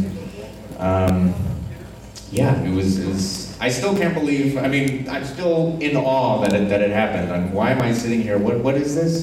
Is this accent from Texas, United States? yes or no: yes; South Texas, United States; I'm from South Texas.